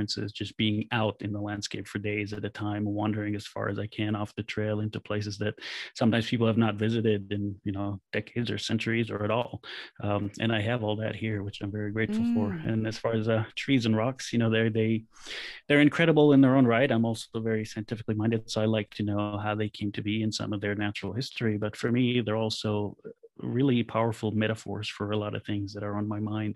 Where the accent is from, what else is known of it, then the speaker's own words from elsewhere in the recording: Israel; moved away as an adult; also born or lived in California; when I grew up in Israel, the country was mostly empty, and I grew up in the fields